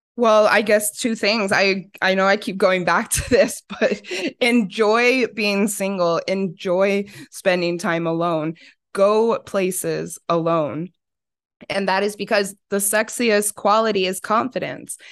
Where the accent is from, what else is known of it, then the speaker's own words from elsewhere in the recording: Arizona, United States; growing up in Arizona